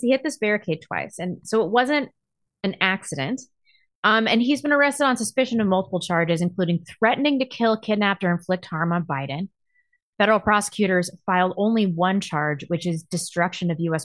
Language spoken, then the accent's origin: English; Chesterfield, Missouri, United States; from Chesterfield, Missouri, my hometown. Went to my high school